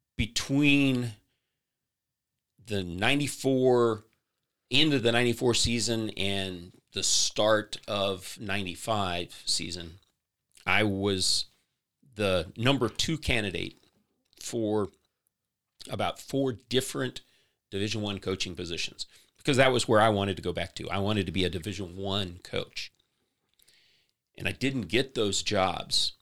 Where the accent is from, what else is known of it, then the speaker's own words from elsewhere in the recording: St. Louis, Missouri, United States; moved away as an adult; also born or lived in Columbia, Missouri; now in Lee's Summit, United States; I grew up in the St. Louis area.